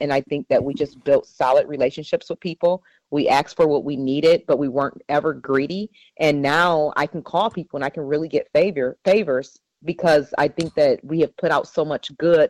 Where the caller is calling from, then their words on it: Seattle, Washington, United States; I'm calling you from Seattle again.